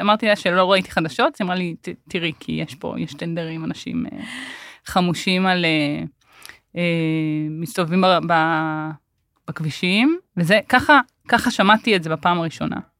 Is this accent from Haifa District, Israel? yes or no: no; Omer, Southern District, Israel; also born or lived in Tel Sheva; אני גדלתי בעומר, זאת אומרת, נולדתי בתל שבע, שתל שבע זה יישוב אה, בדואי בנגב, וגדלתי בעומר